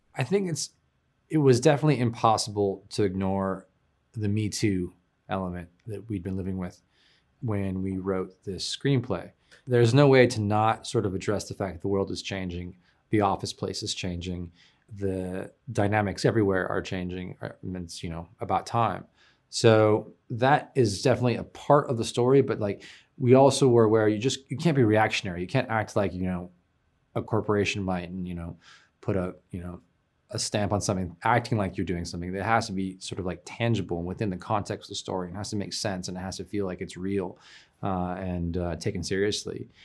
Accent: Oakland, California, United States; I'm from San Francisco Bay Area, Oakland.

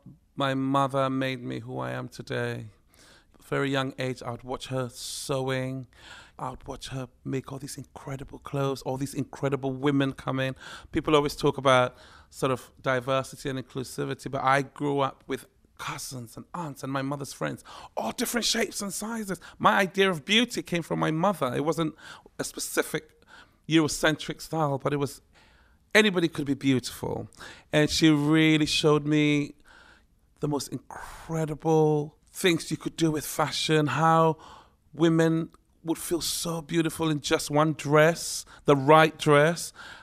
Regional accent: Ghana; also born or lived in Tema; It was a very surreal life, growing up in Ghana, but on a military base. You know, and then eventually we moved to the town of Tema, and things were a little more normal.

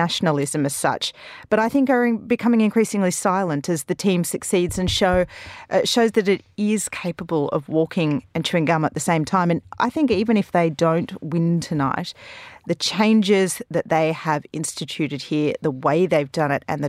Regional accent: Australia; moved away; I'm Australian

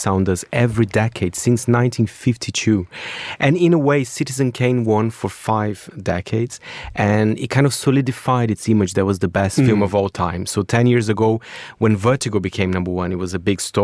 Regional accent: Brazil; moved away; my home country, Brazil

